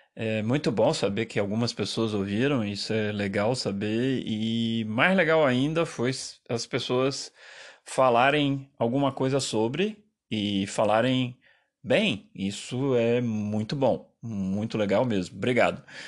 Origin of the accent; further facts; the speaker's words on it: Brazil; eu terminei muito mais italiano do que é, brasileiro, apesar de ter nascido aqui e de enfim, essa é minha pátria